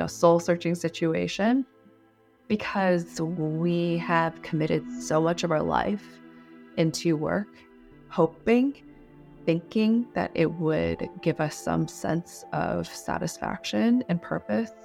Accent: Washington, United States; also born or lived in Los Angeles, California; I grew up in Washington State, but I was born in L

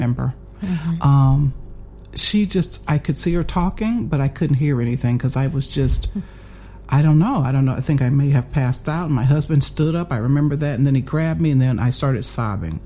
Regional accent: Fort Wayne, Indiana, United States; Born and raised in Fort Wayne, attended Elmhurst High School

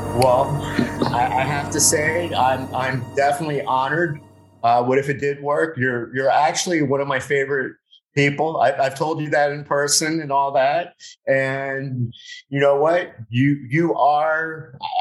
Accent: Miami, Florida, United States; now in Broward County, United States; I'm from Westchester

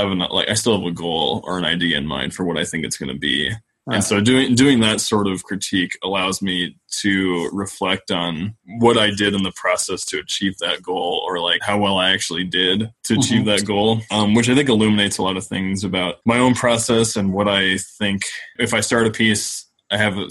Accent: Cheyenne, Wyoming, United States; also born or lived in Laramie, Wyoming; I am from Cheyenne, from the capital, and then I came over to Laramie for school

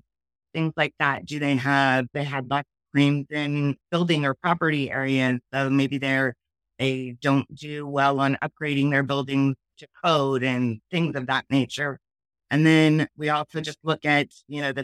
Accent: Richland, Washington, United States; also born or lived in Seattle area, Washington / Ellensburg, Washington; I was born over in Richland, Washington, Drake City, Eastern Washington area. Moved here in between my fifth and sixth grade elementary school year. And I've been in the Seattle area ever since

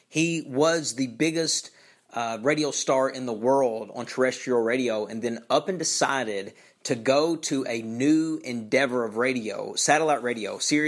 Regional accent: Eastern Kentucky, United States; from my hometown, from where I'm from, in Eastern Kentucky

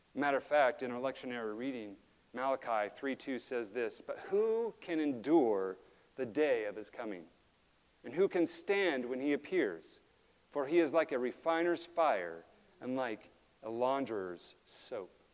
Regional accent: Alaska, United States; We grew up in Alaska

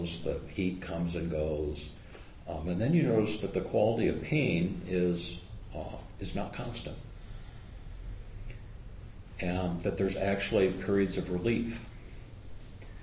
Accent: Midwest, United States; now in Bay Area, United States; I was raised in farm country. I was raised in the Midwest

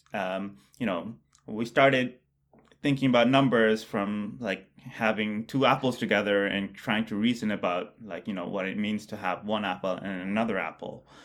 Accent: Bangladesh; moved away; I grew up in Bangladesh

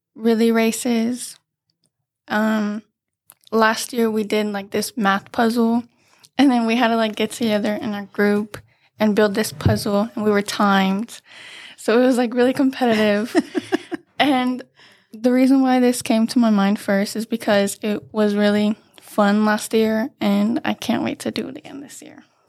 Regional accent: Banning, California, United States; I've been here since kindergarten and I grew up going to Hofer.

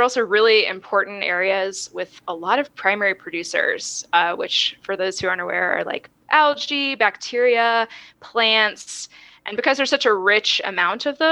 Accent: Florida, United States; moved away as an adult; also born or lived in California; now in Texas, United States; I'm originally from Florida

